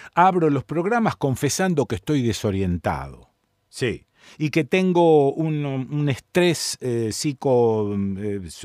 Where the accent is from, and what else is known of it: Argentina